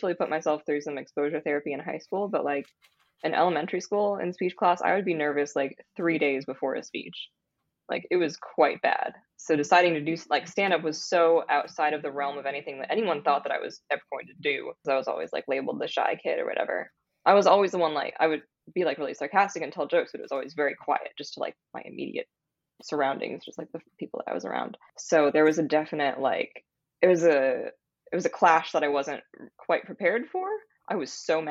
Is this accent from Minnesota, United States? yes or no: no; Southeast Iowa, United States; moved away as an adult; also born or lived in Des Moines, Iowa / Michigan; now in New Orleans, United States; I grew up in Southeast Iowa, a small town of like 8,000 to 9,000 people.